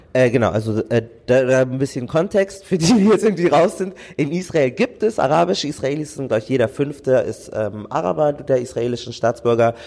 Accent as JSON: {"language": "German", "country": "Germany", "said": "ich bin Deutscher"}